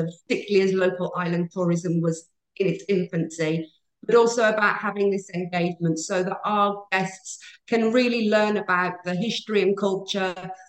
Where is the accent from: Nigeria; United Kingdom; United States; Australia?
United Kingdom; moved away as an adult; now in Maldives; I do originate from the UK, and I spent almost 30 years in retail in the UK.